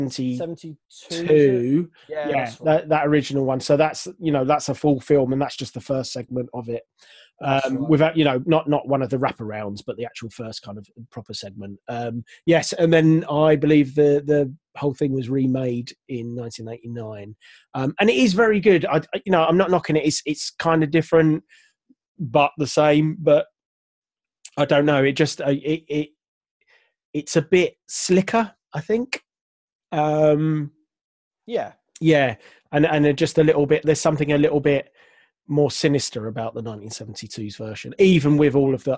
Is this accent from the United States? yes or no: no; United Kingdom; being British